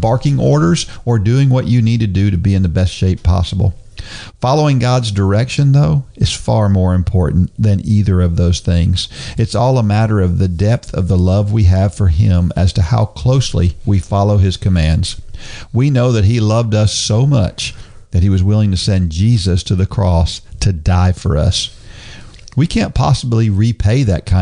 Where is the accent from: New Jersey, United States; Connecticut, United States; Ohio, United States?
New Jersey, United States; I'm from New Jersey